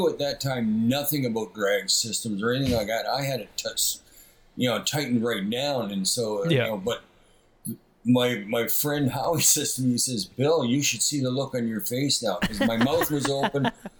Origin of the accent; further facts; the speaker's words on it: Hamilton, Ontario, Canada; born and bred in East Hamilton.